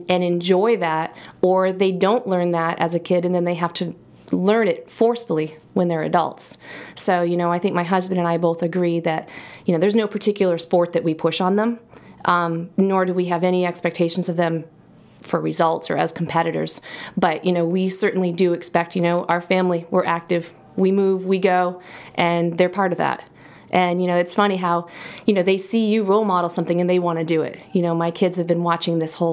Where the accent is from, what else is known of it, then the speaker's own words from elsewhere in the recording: Auburn, Maine, United States; also born or lived in Idaho; now in Sugarloaf, United States; I grew up in Auburn, and so, you know, it was very close